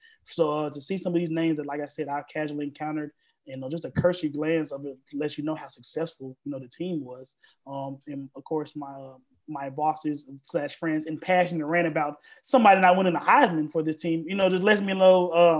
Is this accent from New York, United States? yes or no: no; Memphis, Tennessee, United States; moved away; my hometown, University of Memphis